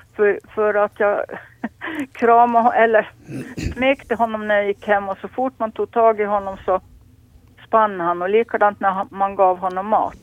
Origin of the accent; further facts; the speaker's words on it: Lappo, Åland, Finland; jag är född och uppvuxen här på Lappo